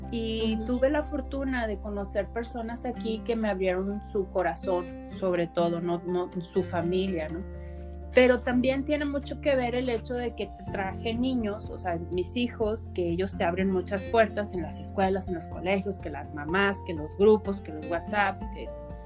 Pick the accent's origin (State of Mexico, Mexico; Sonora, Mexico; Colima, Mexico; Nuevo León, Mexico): Nuevo León, Mexico; Monterrey; moved away as an adult; now in Saltillo, Mexico; yo tengo 5 años viviendo aquí en Saltillo y cuando yo soy originaria de Monterrey